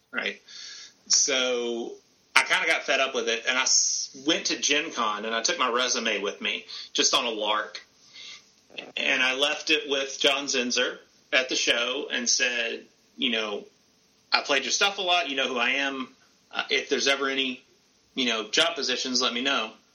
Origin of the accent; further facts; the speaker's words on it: the South, United States; I grew up in the South